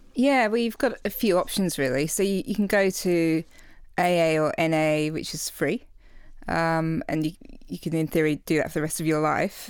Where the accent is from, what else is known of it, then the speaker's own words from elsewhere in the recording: England, United Kingdom; now in Australia; I'm English, so, you know, we, it's a culture of slamming back tons of shots